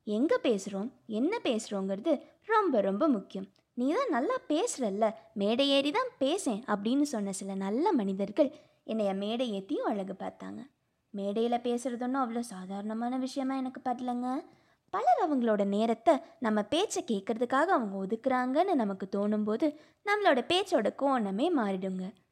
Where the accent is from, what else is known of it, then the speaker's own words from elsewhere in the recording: Pollachi, Tamil Nadu, India; also born or lived in Coimbatore; பொள்ளாச்சியில் பிறந்து வளர்ந்து